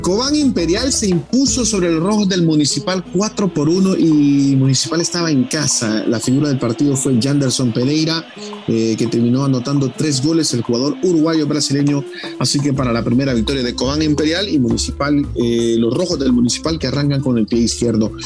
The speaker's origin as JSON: {"language": "Spanish", "country": "El Salvador", "said": "como salvadoreño y como aficionado"}